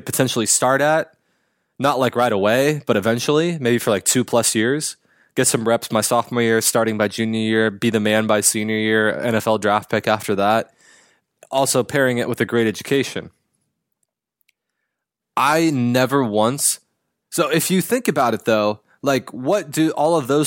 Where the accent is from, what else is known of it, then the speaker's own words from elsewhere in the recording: Pasadena, California, United States; Pasadena, my hometown.